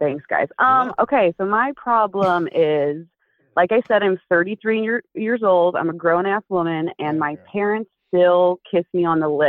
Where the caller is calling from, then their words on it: Los Angeles, California, United States; I am calling from Los Angeles.